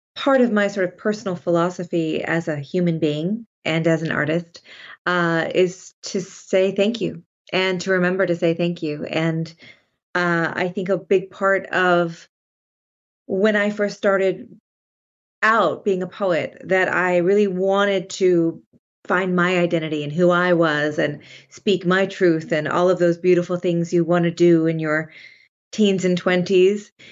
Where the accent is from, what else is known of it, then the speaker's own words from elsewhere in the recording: Sonoma, California, United States; I grew up in Sonoma, California